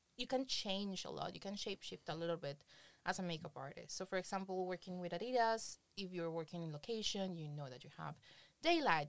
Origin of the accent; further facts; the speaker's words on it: Colombia; moved away as an adult; now in Berlin, Germany; I come from Colombia. Uh, back in Colombia, I was working for um, Rolling Stones, Playboy